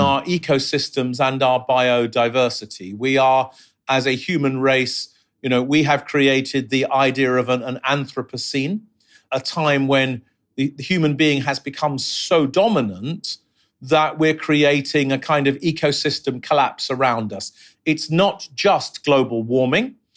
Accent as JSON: {"language": "English", "region": "London", "country": "United Kingdom", "tie": "born or raised there", "also_born_or_lived": "Mexico City / New York City", "said": "I grew up in London in the sixties and the seventies and the eighties."}